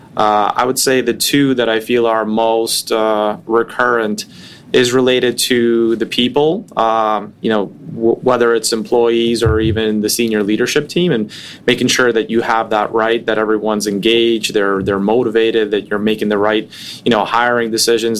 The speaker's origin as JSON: {"language": "English", "town": "New York City", "region": "New York", "country": "United States", "tie": "born or raised there", "also_born_or_lived": "Russia", "said": "I grew up in Brooklyn when hip hop was becoming mainstream"}